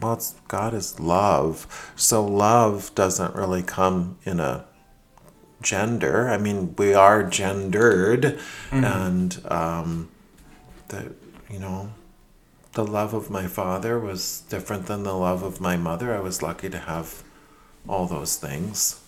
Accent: Minneapolis, Minnesota, United States; moved away as an adult; also born or lived in Madrid, Spain / Queens, New York; now in Rhode Island, United States; my whole childhood was in Minneapolis

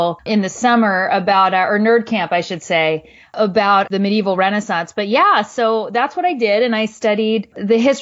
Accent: New Jersey, United States; I originally am from New Jersey

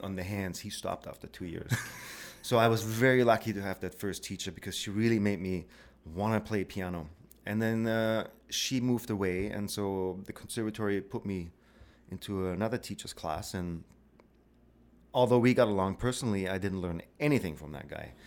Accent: Black Forest, Baden-Württemberg, Germany; moved away as an adult; also born or lived in Victoria; now in Canada; I grew up in the Black Forest

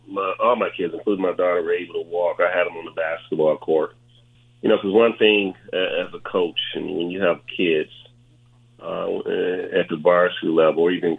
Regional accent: Saginaw, Michigan, United States; In the neighborhoods in which we grew up in Saginaw, it was very tough and rough.

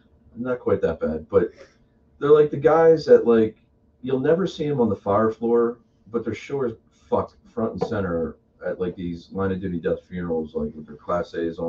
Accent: Philadelphia, Pennsylvania, United States; we're from Philly.

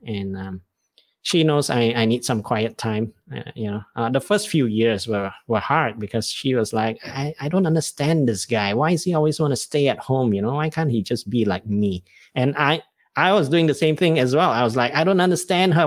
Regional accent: Malaysia; as a Malaysian Chinese

